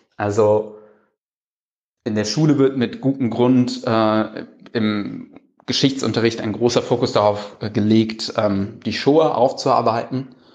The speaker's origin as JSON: {"language": "German", "town": "Cologne", "region": "North Rhine-Westphalia", "country": "Germany", "also_born_or_lived": "Berlin", "said": "als Kölner"}